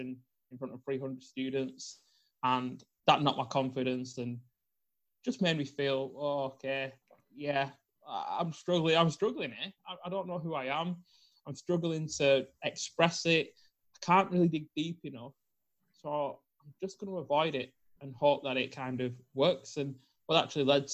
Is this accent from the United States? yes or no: no; Bolton, North West England, United Kingdom; I was brought up in Bolton in the north of the UK